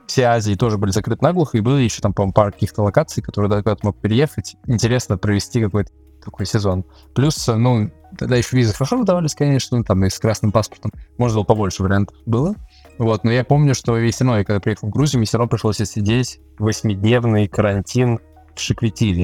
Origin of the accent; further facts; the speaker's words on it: Moscow, Russia; moved away as an adult; now in Georgia; Я, в принципе, родился в Москве и вырос